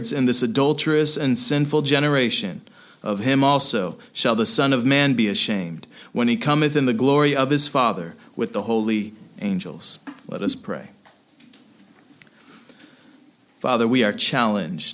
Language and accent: English; United States; we are Americans